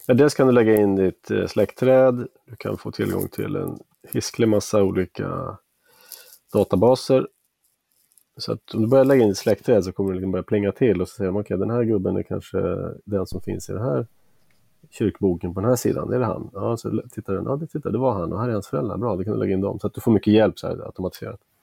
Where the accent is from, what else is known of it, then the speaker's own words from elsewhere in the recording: outside Uppsala, Uppsala County, Sweden; also born or lived in Bavaria, Germany (paternal ancestry) / Stockholm / California / Pennsylvania; sen har jag växt upp utanför Uppsala